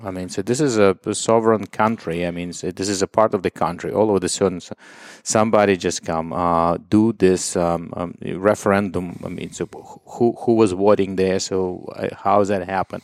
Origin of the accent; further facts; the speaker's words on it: Dnipro, Dnipropetrovsk Oblast, Ukraine; English is a second language; moved away; my hometown is Dnipro. It used to be Dnipropetrovsk.